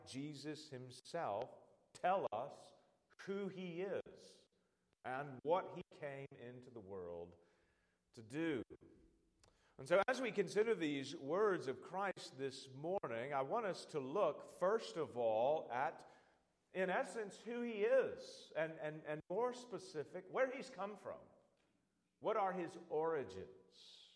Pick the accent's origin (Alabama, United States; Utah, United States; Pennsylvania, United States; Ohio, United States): Alabama, United States; Birmingham; I was born in Birmingham, Alabama. I grew up in Birmingham.